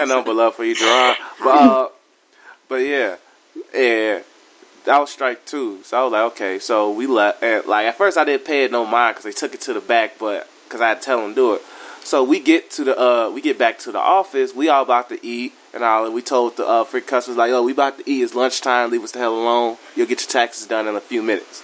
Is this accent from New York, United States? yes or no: no; Chicago, Illinois, United States; we from Chicago